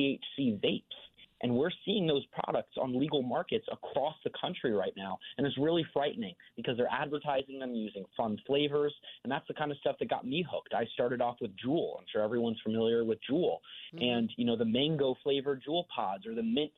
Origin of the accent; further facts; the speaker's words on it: Westport, Connecticut, United States; moved away as an adult; also born or lived in Weston, Connecticut; now in Washington, D.C., United States; I grew up in Weston and Westport and lived there for the first 18 years of my life